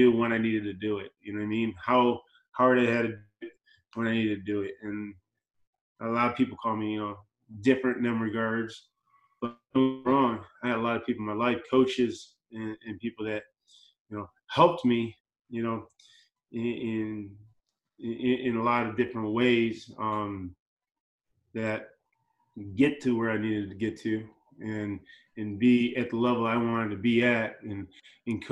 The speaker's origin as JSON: {"language": "English", "town": "Chicago", "region": "Illinois", "country": "United States", "tie": "born or raised there", "moved": "yes", "said": "I grew up in Chicago, so you know, Bear fan"}